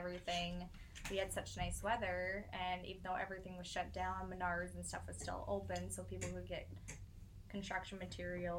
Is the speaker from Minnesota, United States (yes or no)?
yes; Duluth, Minnesota, United States; also born or lived in Superior, Wisconsin; I'm from Duluth, Minnesota.